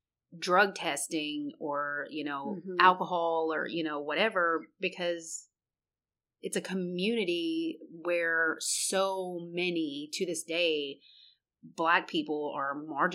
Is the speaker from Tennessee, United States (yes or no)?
yes; Memphis, Tennessee, United States; Well, Memphis, I'm from Memphis.